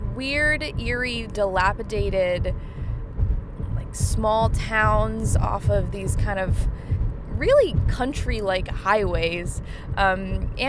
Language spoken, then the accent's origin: English; Linwood, New Jersey, United States; now in Charlottesville, United States; my hometown of Linwood, New Jersey